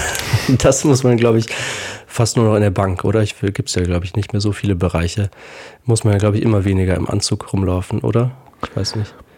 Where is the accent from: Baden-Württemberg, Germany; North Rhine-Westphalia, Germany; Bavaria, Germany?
Baden-Württemberg, Germany; Heidelberg; ich bin in Heidelberg aufgewachsen und habe dort Abitur gemacht